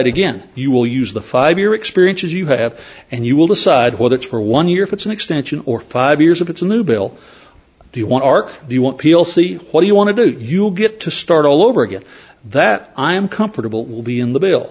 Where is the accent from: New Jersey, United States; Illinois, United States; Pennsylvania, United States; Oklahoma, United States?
Oklahoma, United States; I'm from Oklahoma. I'm in the Southern Plains.